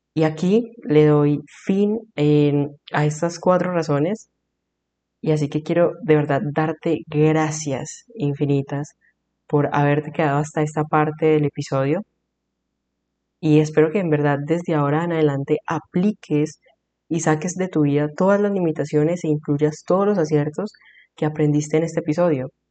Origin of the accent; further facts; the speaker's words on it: Colombia; soy de Colombia